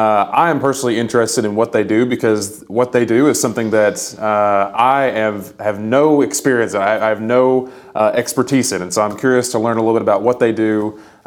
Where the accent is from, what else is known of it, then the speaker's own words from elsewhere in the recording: United States; I grew up about an hour up the road.